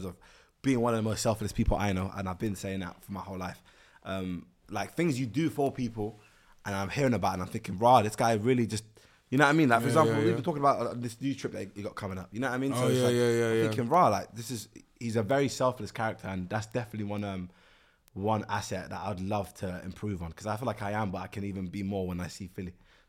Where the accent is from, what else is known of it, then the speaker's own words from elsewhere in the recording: London, United Kingdom; So listen, I call it high school because I'm from Northwest London.